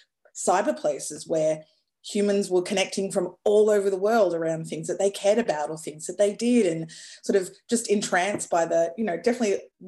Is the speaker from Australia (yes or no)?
yes; Darwin, Northern Territory, Australia; moved away as an adult; also born or lived in New York, United States; I grew up in Darwin